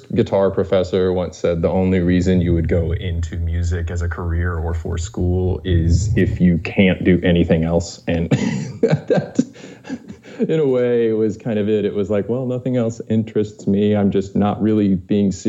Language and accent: English; Jessamine County, Kentucky, United States; moved away as an adult; now in Cincinnati, United States; I am from Jessamine County, Kentucky.